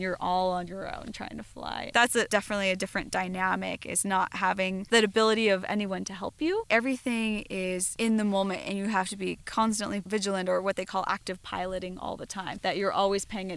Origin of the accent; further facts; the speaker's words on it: Southern California, United States; also born or lived in Colorado; growing up in Southern California